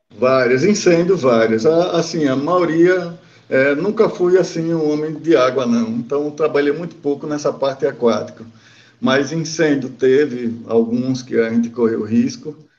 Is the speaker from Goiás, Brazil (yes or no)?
no; Aracaju, Sergipe, Brazil; eu sou nascido em Aracaju